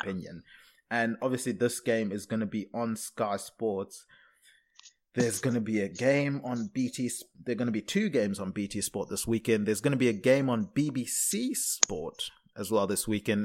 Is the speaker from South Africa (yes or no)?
yes; South Africa; also born or lived in Zimbabwe; now in London, United Kingdom; being born in Zimbabwe, growing up in South Africa, living in London